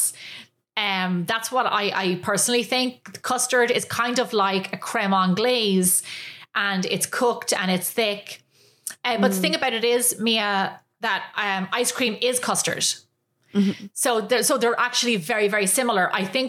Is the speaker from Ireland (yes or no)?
yes; Ireland; moved away as an adult; now in United States; I was growing up in Ireland